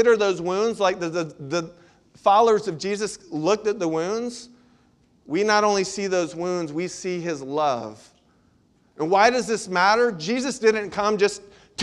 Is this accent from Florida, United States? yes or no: yes; Central Florida, United States; When I was a kid, I grew up in Central Florida